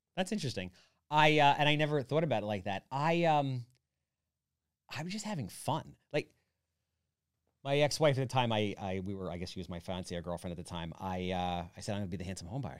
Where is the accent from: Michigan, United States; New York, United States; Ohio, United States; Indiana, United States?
New York, United States; Wantagh; I grew up in Wantaw.